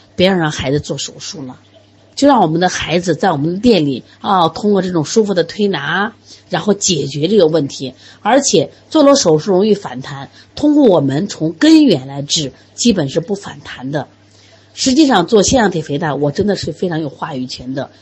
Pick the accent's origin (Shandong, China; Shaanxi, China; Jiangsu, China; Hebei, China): Shaanxi, China; 我们陕西人嘛，天天吃馍呀